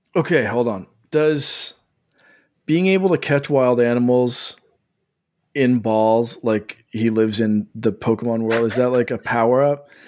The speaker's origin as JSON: {"language": "English", "country": "Canada", "said": "I'm Canadian"}